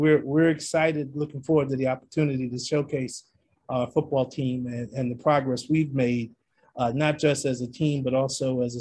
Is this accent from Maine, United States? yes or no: no; New York City, New York, United States; accent: New York; moved away; where I'm from, I'm a native New Yorker, probably hear it in my New York accent every now and then